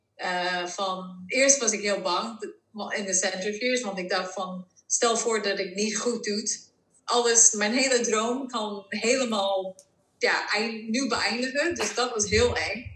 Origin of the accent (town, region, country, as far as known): Netherlands